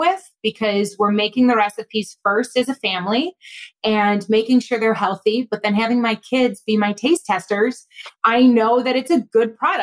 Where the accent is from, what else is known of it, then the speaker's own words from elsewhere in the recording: Buffalo, New York, United States; now in Rochester, United States; I grew up in Buffalo